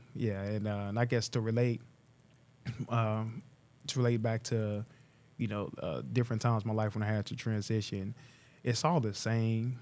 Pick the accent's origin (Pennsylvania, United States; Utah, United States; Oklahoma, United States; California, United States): Oklahoma, United States; Tulsa; also born or lived in Pittsburgh; born and raised not too far from here, about two miles away, um, mile and a half from the downtown bridge, uh, on Cheyenne Avenue